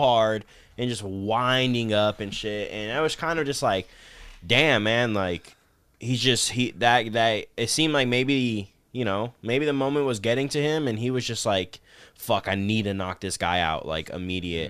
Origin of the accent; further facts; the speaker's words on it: Arizona, United States; I'm from Arizona